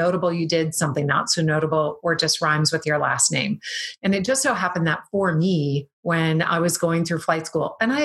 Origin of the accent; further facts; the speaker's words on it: Wisconsin, United States; I'm from Wisconsin.